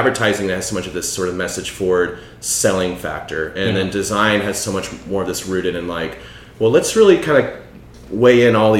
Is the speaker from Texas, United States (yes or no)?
yes; Bryan-College Station, Texas, United States; now in Austin, United States; driving up from Bryan College Station, which is my hometown, just like a very small Texas town.